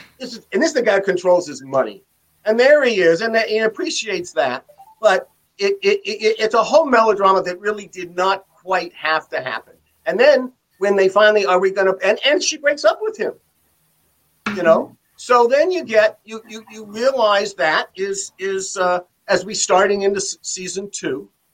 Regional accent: Beverly Hills, California, United States; because I came from Beverly Hills.

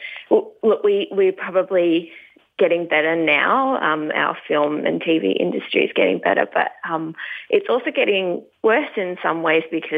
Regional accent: Tasmania, Australia; moved away; also born or lived in California; I grew up in Tasmania. I'm not there now, so I'm happy to say that I grew up down in Tasmania

